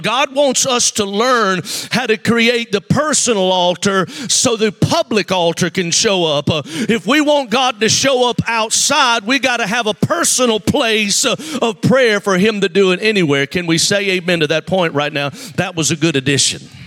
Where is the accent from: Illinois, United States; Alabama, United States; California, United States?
Alabama, United States; Mobile; I'm from Mobile, Alabama